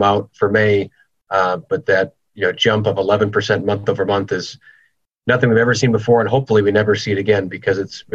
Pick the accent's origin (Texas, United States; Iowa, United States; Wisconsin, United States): Wisconsin, United States; Green Bay; also born or lived in Madison, Wisconsin / Door County, Wisconsin; I grew up in Green Bay, Wisconsin, went to college in Madison